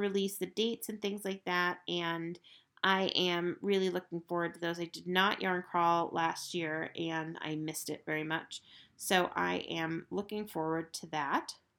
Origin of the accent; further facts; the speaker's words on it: Estes Park, Colorado, United States; Estes Park, Colorado, which is my hometown.